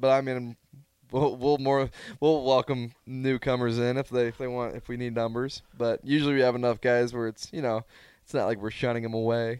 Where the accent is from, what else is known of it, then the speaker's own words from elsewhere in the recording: Omaha, Nebraska, United States; I'm from Omaha